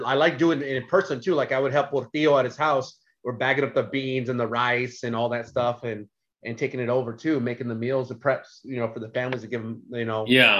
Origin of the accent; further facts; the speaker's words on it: Central Valley, California, United States; moved away as an adult; also born or lived in San Diego; all I grew up with in the Central Valley.